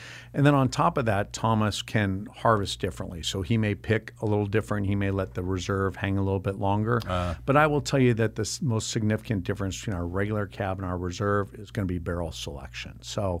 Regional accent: Ireland; I love my wine, but I'm Irish and I'm more about consumption than I am about the details.

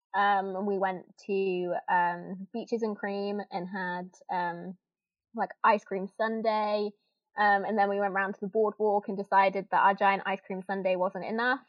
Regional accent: Northampton, East Midlands, United Kingdom; also born or lived in Kettering; I'm from Northampton, England

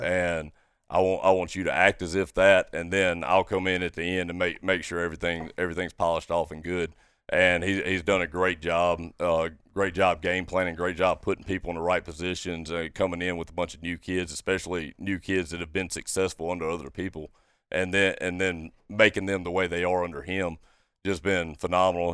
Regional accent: Brandon, Mississippi, United States; also born or lived in Monticello, Arkansas; now in Ocean Springs, United States; I'm originally from Brandon, Mississippi, um, born and raised there

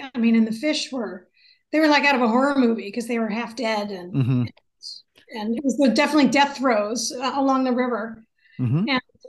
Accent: Seattle, Washington, United States; now in Skagit Valley, United States; Well, I live here now. I was born and raised in Seattle, and I moved up to the Skagit about 3.5 years ago. But I've been coming here my whole life.

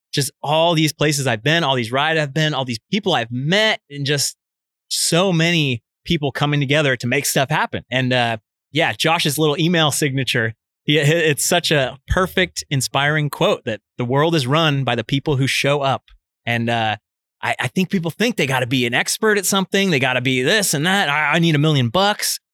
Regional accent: Fairfield, California, United States; also born or lived in Vallejo, California; I'm from Northern California. I grew up in Fairfield.

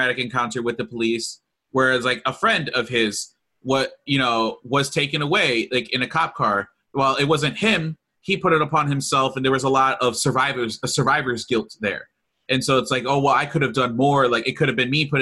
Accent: Lorain, Ohio, United States; I grew up in Lorain

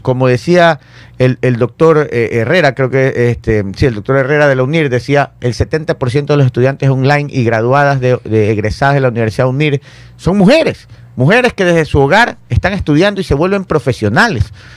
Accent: Ecuador; Uno como ecuatoriano

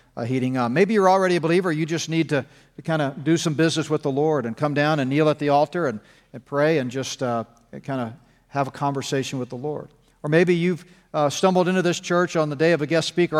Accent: Texas, United States; now in Colorado, United States; I grew up in Texas, so I can still kinda call it, uh, Texas. I, I now live in, uh, Camerado

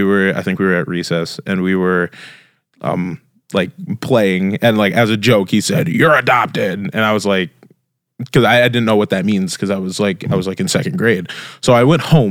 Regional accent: Brandon, South Dakota, United States; born or raised there; also born or lived in Las Vegas, Nevada / Luverne, Minnesota

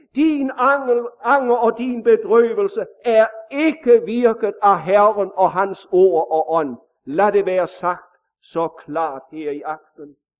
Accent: Denmark

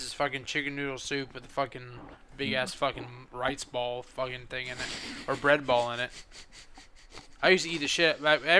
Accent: Massachusetts, United States; But I don't walk around like, oh, I'm Italian. No, I'm fucking American. I was born in Massachusetts. I'm fucking American.

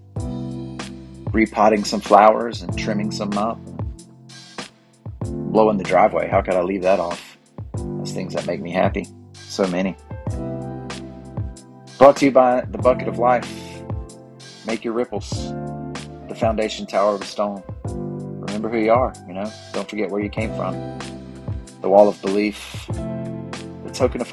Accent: United States; I grew up in Cleveland County, down here in the Bible Belt

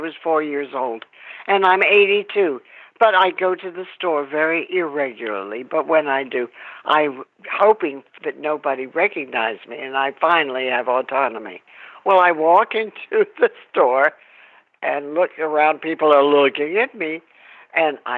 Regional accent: Ocean City, New Jersey, United States; I am from Ocean City, New Jersey

